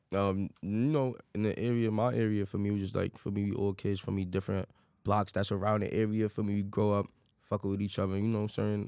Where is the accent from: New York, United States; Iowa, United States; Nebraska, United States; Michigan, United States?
New York, United States; New York City; Grew up in the Bronx